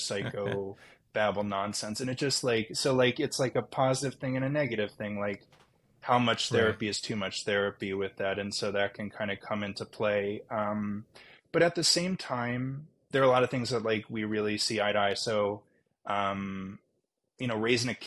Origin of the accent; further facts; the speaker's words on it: Baltimore, Maryland, United States; also born or lived in Northfield, Minnesota; now in Santa Barbara, United States; I'm from Baltimore